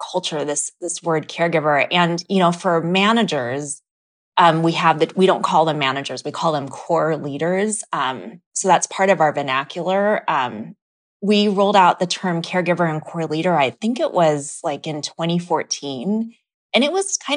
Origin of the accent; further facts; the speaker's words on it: Philippines; you know being Filipino um Filipinos make up such a huge part of the healthcare workforce.